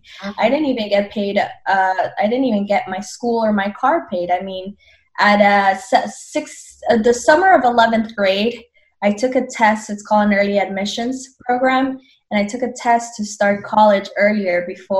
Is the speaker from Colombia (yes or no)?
yes; Colombia; now in United States; I'm from Colombia, born and raised